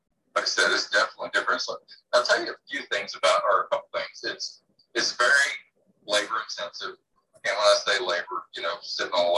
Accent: Immokalee, Florida, United States; moved away as an adult; now in Codell, United States; I grew up in Florida in row crop area

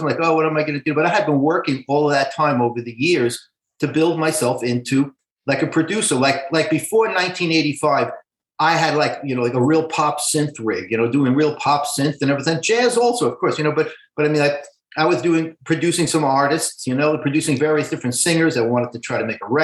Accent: New York City, New York, United States; I'm a Brooklyn boy, man. I'm like a Brooklyn Jew from the 50s and 60s

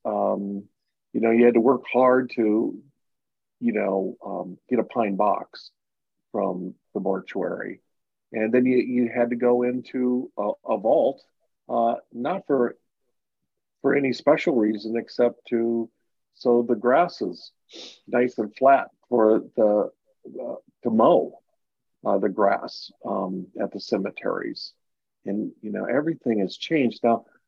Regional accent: Mankato, Minnesota, United States; moved away; was in Mankato Minnesota my hometown

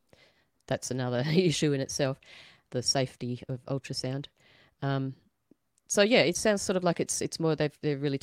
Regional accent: Australia; being an Aussie

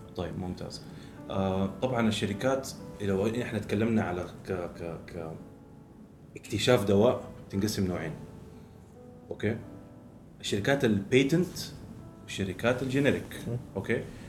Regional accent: Jeddah, Makkah Province, Saudi Arabia; born or raised there; also born or lived in Dundee, Scotland

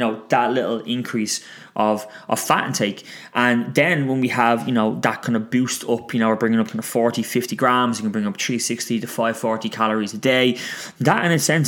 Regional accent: Ireland; it's just ingrained in our DNA as Irish people

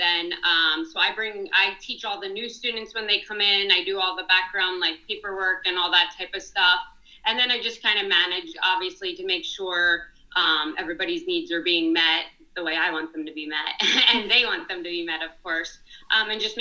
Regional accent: Plymouth Meeting, Pennsylvania, United States; I grew up in Plymouth Meeting

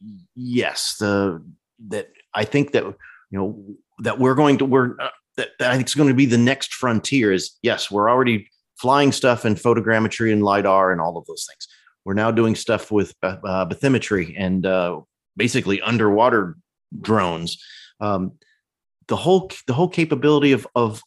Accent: Central Illinois, United States; I grew up in Central Illinois.

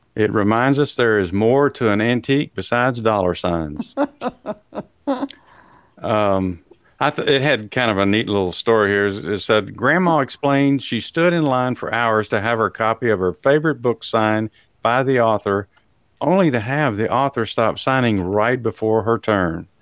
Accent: Texas, United States; I'm from Texas

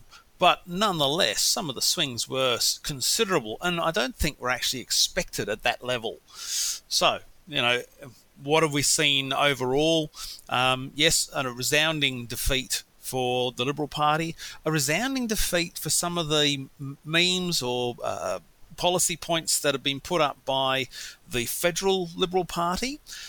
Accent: Western Australia, Australia; moved away; Albeit, you know, I grew up in Western Australia, which didn't have many railway lines, and where it did, there was only a limited number of level crossings left.

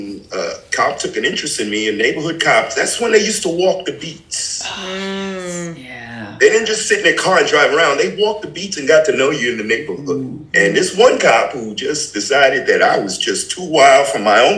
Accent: New York City, New York, United States; I grew up in Brooklyn

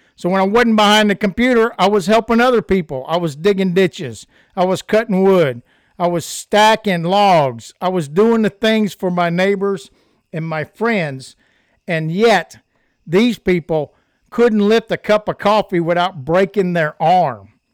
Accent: United States; I'm an American

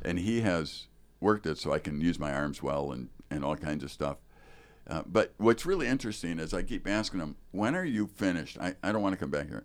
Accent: Chicago, Illinois, United States; now in Wisconsin, United States; I grew up in Chicago proper

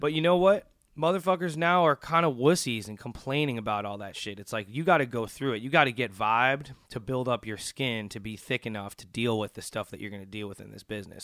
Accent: Wilmette, Illinois, United States; also born or lived in Chicago; I grew up in Chicago, um, r, and mainly grew up right outside in a town called Wilmette, Illinois

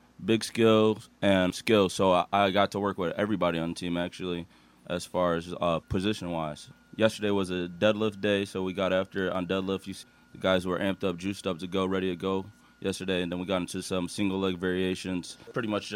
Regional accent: Rochester, New York, United States; moved away as an adult; now in Cincinnati, United States; I'm from the Rochester, New York area

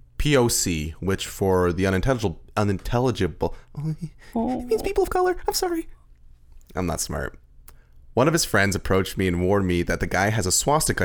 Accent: Austria; I grew up in Austria, and I'm 100% against neo-Nazis.

